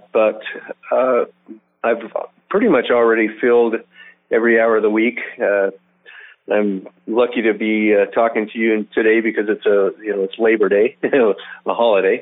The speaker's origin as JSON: {"language": "English", "town": "Reno", "region": "Nevada", "country": "United States", "tie": "born or raised there", "moved": "yes", "lives_now": "Utah, United States", "said": "my hometown of Reno"}